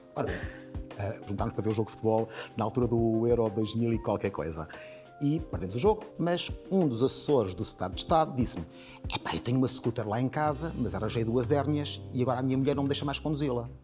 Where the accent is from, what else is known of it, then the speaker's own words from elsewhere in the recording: Portugal; enquanto português